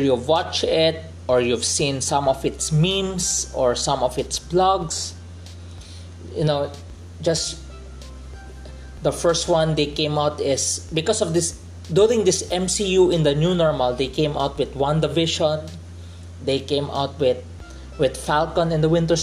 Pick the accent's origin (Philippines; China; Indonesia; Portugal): Philippines; as a Filipino